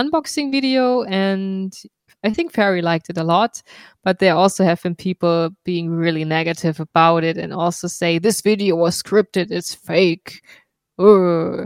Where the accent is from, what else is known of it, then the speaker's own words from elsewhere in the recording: Darmstadt, Hesse, Germany; We are in my hometown, Darmstadt, in Goldene Krone